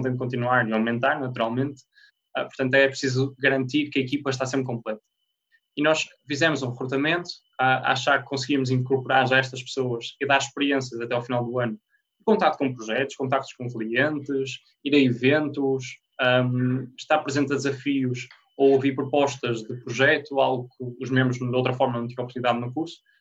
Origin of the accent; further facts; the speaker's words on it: Porto, Norte, Portugal; moved away as an adult; also born or lived in Minho; eu sou do Porto, fui parar ao, ao Minho na altura